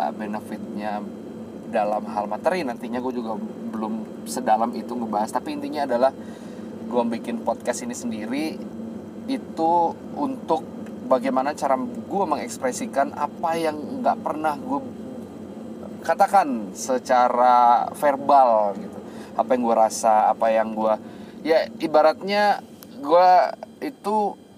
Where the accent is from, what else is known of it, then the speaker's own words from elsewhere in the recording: Padang, West Sumatra, Indonesia; nanti menggunakan bahasa Minang karena kita asli dari Padang